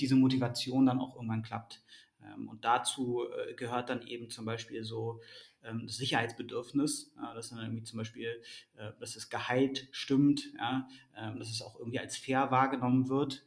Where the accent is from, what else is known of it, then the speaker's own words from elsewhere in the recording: Berlin, Germany; moved away as an adult; also born or lived in London; geboren in Berlin, aufgewachsen in Berlin, ähm, dann äh, 2007 nach, nach, nach London äh, gezogen